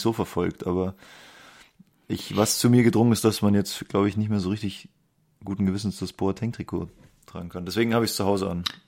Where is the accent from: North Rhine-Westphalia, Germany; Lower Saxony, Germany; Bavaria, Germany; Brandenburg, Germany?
Bavaria, Germany; Munich; Als Münchner